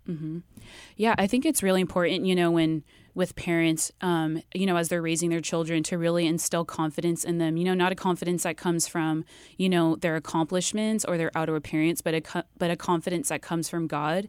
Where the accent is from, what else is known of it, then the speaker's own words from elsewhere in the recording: Riverside, California, United States; I grew up in Riverside